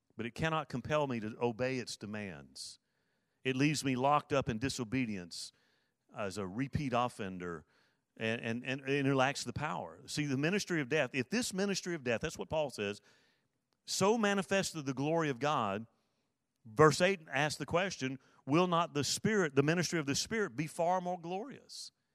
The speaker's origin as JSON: {"language": "English", "town": "Mobile", "region": "Alabama", "country": "United States", "tie": "born or raised there", "moved": "yes", "said": "I was born in Mobile, Alabama, nineteen sixty-five"}